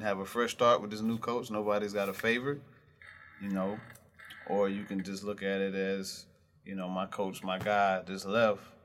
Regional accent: Camden, South Carolina, United States; I'm from Camden.

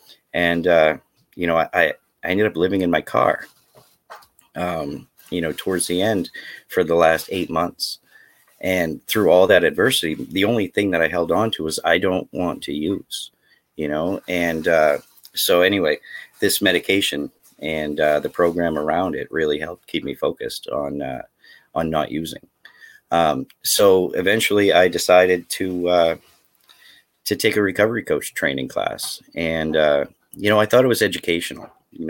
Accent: Maine, United States; as I said, I grew up in Northern Maine. That's where my addiction was rampant, and there was no help for me.

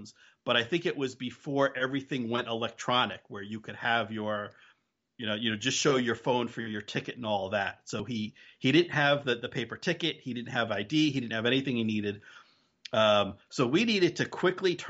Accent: New Jersey, United States; now in New England, United States; I'm originally from New Jersey and still most of my family is in New Jersey.

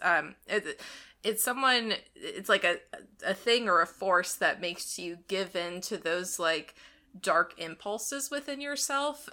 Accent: Ohio, United States; growing up in Ohio

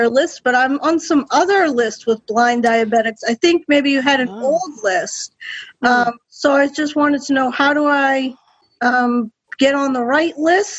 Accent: Boston, Massachusetts, United States; from Boston, Massachusetts.

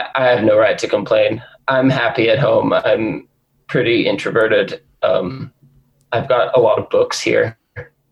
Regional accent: Northern California, United States; Northern California, like a few hours north of the Bay Area, middle of nowhere

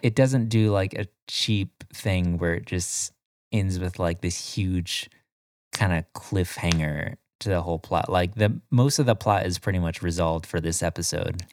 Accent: Florida, United States; I'm from Florida

